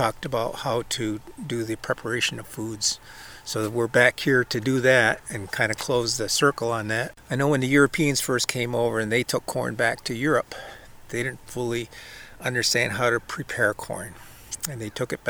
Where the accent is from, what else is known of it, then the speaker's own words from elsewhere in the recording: Cattaraugus Territory, Seneca Nation, New York, United States; I'm also Seneca from the Cattaraugus Territory